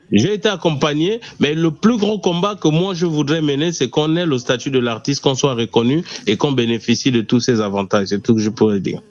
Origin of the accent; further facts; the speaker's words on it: Gabon; first language Punu; French is a second language; ma langue maternelle, le Pounou. C'est, c'est, avec ça que j'ai grandi